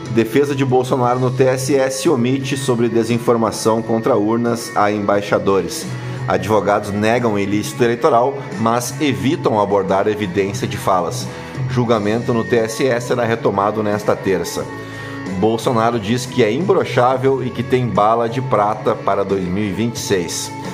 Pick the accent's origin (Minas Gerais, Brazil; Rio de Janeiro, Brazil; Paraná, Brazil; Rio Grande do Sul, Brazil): Rio Grande do Sul, Brazil; Canoas; Canoas, também no Rio Grande do Sul, a minha cidade natal, onde nasci lá em 1981